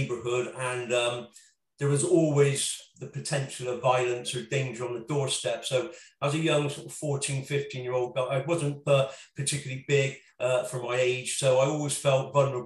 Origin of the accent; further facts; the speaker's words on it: Bristol, South West England, United Kingdom; Bristol particularly, my hometown